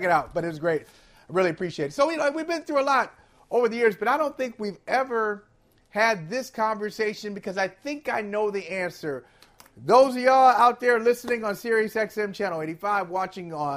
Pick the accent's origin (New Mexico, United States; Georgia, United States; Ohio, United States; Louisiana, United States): Ohio, United States; Akron; I'm from Akron, Ohio. As I said yesterday, I grew up 5 minutes from where LeBron grew up in Spring Hill